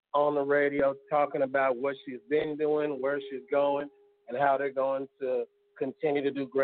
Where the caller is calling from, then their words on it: Tulsa, Oklahoma, United States; I'm calling from North Tulsa.